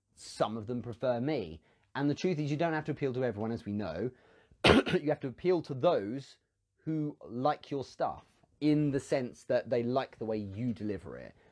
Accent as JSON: {"language": "English", "region": "England", "country": "United Kingdom", "said": "I'm English"}